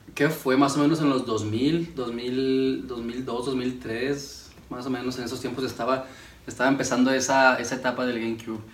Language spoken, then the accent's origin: Spanish; Ciudad Juárez, Chihuahua, Mexico; Soy aquí de Ciudad Juárez, Chihuahua.